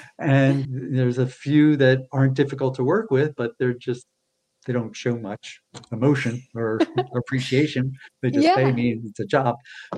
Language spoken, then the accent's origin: English; East Coast, United States; born there; now in California, United States; I was born on the East Coast, and I just find, again, generalizing, we were taught manners. California, they're very laid back here.